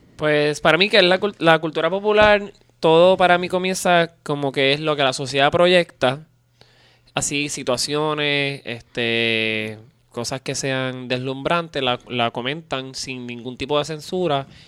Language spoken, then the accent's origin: Spanish; Puerto Rico; en Puerto Rico yo soy como básicamente como un alien, este, soy puertorriqueño